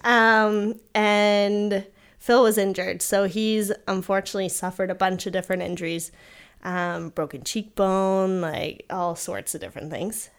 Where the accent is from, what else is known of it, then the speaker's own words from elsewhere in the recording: Kingston, Ontario, Canada; growing up in Kingston